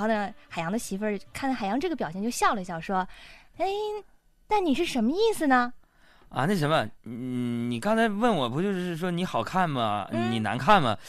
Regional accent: Northeast China, China; accent: Northeastern dialect; 我们东北方言

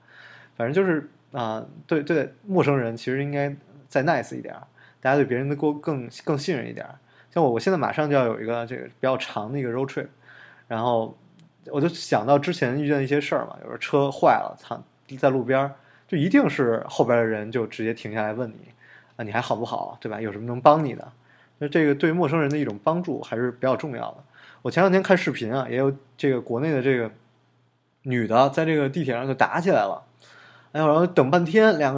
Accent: Beijing, China; 像我们北京人，就是大家都觉得，哎，北京人特客气。其实北京人就就特假客气。

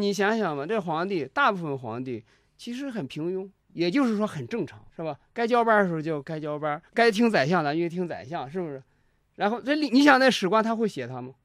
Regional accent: China; 我们是一个中国人

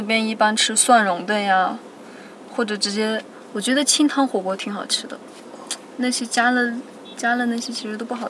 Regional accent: Shaanxi, China; now in Taiyuan, China; 我是陕西的。

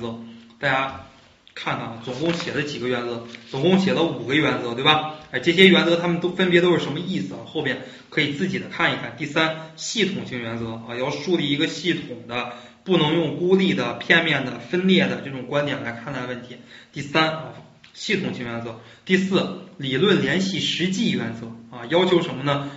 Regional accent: China; 我们中国人

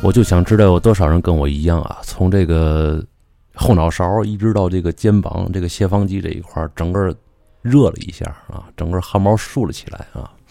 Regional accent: Tianjin, China; 这就是处我们天津人的逆鳞了

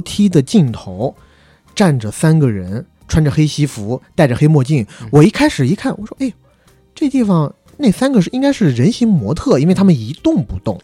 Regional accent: China; moved away as an adult; 我们在成年之前，基本上都是在国内长大的孩子

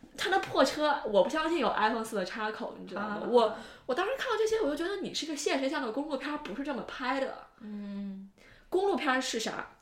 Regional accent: Northwest China, China; 我是西北人，我知道甘肃有多荒凉

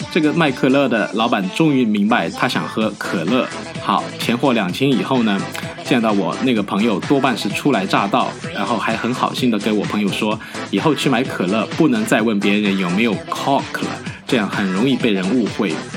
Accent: China; moved away; 我们中国人

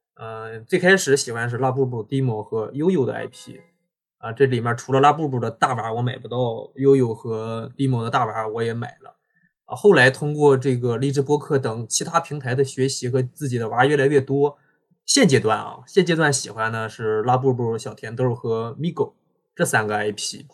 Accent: Dalian, Liaoning, China; 我是大连人，现在生活在大连

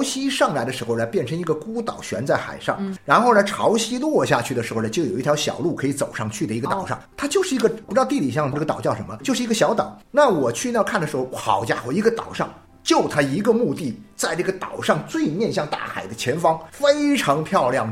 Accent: China; 我们中国人很多时候很难理解的

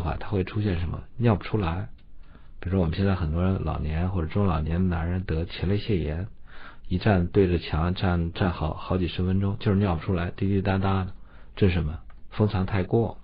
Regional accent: China; 我们中国人

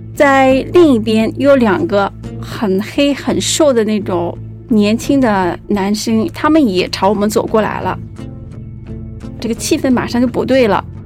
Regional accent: Guangzhou, Guangdong, China; 我是一个八零后，我来自广州，目前是一个自由职业者

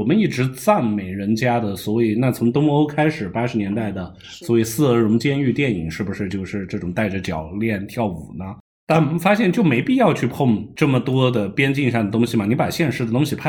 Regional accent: Iran; 啊，那包括我在伊朗长大，不也是法国视野的？

